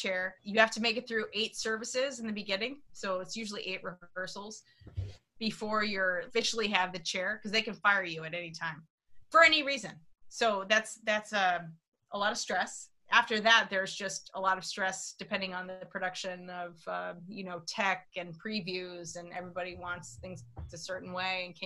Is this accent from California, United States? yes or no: yes; Pittsburg, California, United States; moved away as an adult; now in New York, United States; I'm from outside San Francisco, Pittsburgh, California